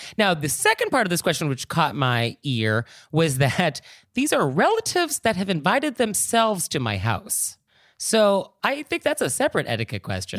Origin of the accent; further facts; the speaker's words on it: California, United States; I am from California